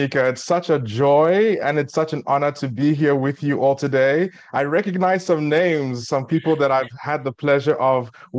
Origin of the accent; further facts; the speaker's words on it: South Africa; also born or lived in Nigeria / Eswatini; now in United States; I grew up in South Africa, where I spent most of my formative years, but I was born in Ado Ekiti, Nigeria.